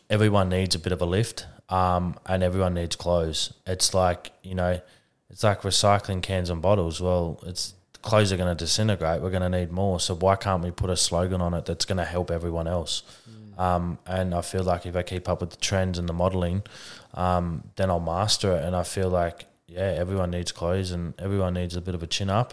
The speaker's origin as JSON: {"language": "English", "town": "Adelaide", "region": "South Australia", "country": "Australia", "said": "I'm from Adelaide"}